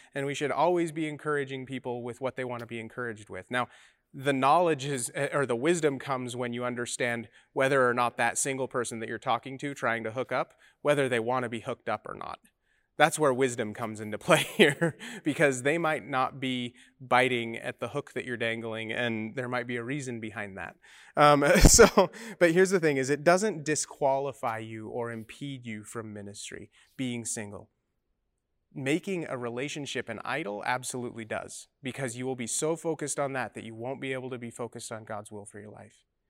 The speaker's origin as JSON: {"language": "English", "region": "Utah", "country": "United States", "moved": "yes", "said": "I come from Mormon land, uh, in Utah"}